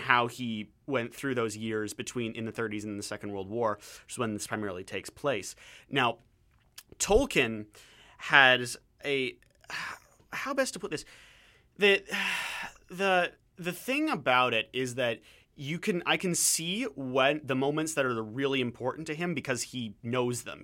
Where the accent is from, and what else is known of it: Canada